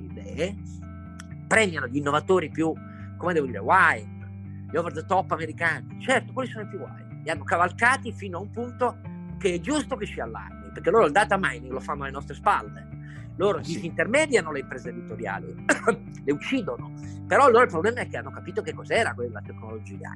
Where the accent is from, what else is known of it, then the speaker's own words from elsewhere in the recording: Turin, Piedmont, Italy; Io sono cresciuto di fronte a Fiat Fiori dove lavoravano 70.000 persone